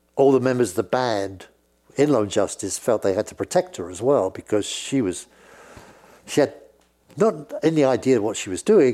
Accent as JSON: {"language": "English", "region": "England", "country": "United Kingdom", "accent": "British", "said": "I'm speaking in a British accent"}